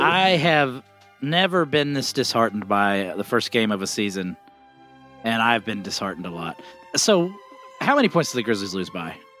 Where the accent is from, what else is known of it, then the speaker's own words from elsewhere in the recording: Philadelphia, Pennsylvania, United States; moved away; also born or lived in Atlanta; I grew up in Philadelphia.